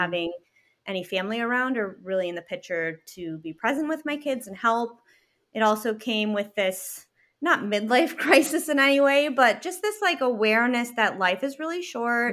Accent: Canada; moved away as an adult; also born or lived in Chicago; now in Michigan, United States; I'm from Canada, I'm Canadian, and started my business while I was still living in Canada

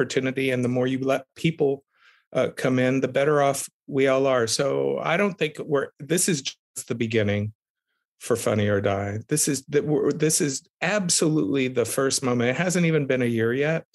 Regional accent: South Texas, United States; growing up in South Texas, the son of two activists

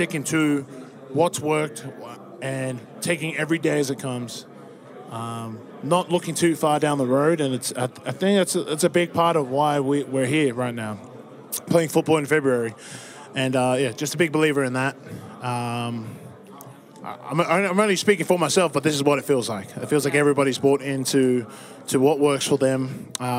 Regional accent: Australia; now in United States; I'm just an Aussie

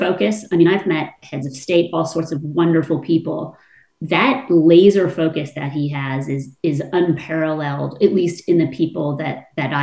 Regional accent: California, United States; I'm from California

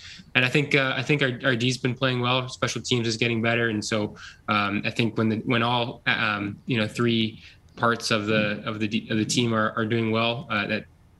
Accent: Ontario, Canada; being able to play in front of people who really haven't had the opportunity to watch me play football growing up in Ontario

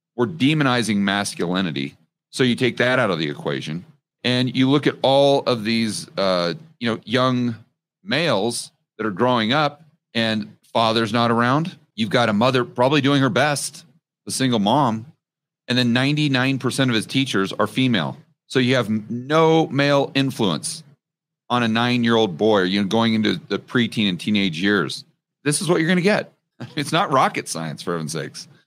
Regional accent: United States; as an American

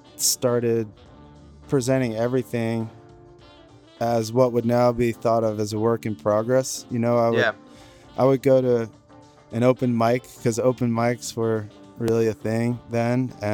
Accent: New York, United States; now in California, United States; I'm from New York originally.

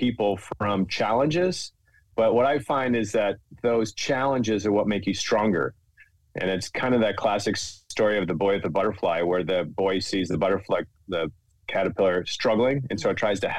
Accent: Minnesota, United States; I grew up in Minnesota

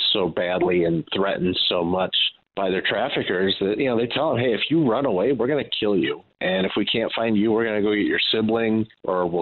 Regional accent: Los Angeles, California, United States; moved away as an adult; also born or lived in Chicagoland; now in Chicago, United States; I grew up in South Central

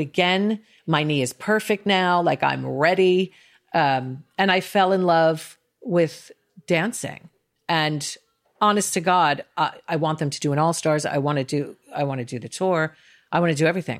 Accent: New York, United States; also born or lived in Northwest London; now in Los Angeles, United States; I'm a New Yorker. I live in LA for the business, but I'm definitely a New Yorker at heart.

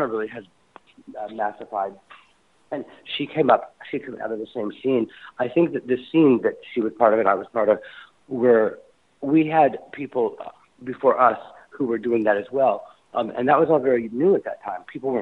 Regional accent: Indiana, United States; moved away; also born or lived in New York; growing up in Indiana

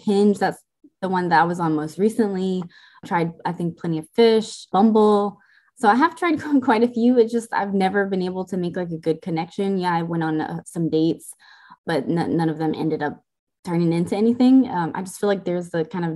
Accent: Lewisville, Texas, United States; also born or lived in Chicago, Illinois; I'm originally from Chicago, Illinois. I lived there until I was 10. And then I moved here to Lewisville, Texas. So the northern DFW area. I've lived here since I was 10

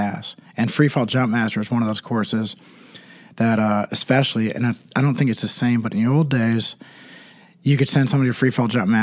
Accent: East Coast, United States; moved away as an adult; also born or lived in California; I'm from the East Coast

